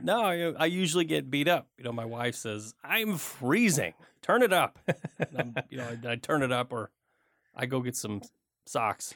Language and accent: English; Michigan, United States; I grew up in Michigan